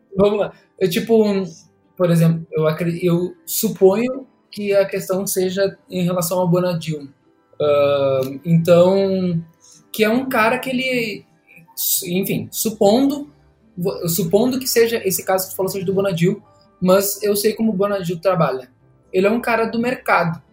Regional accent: Brazil; Eu cresci na Zona Norte

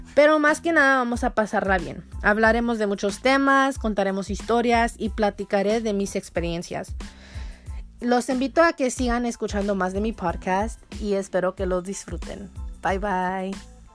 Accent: Los Angeles, California, United States; soy de Los Ángeles, California

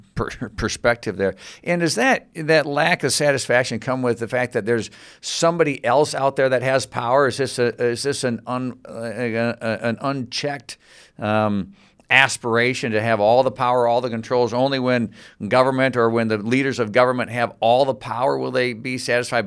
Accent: Grand Rapids, Michigan, United States; I'm from Grand Rapids, Michigan

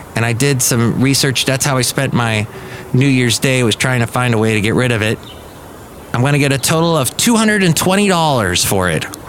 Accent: Southern California, United States; moved away as an adult; also born or lived in Alabama; I grew up in Southern California

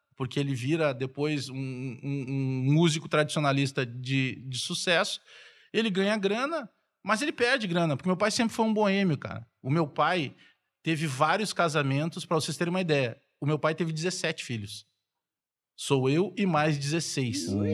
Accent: Porto Alegre, Rio Grande do Sul, Brazil; also born or lived in Bagé; eu fui criado na Restinga

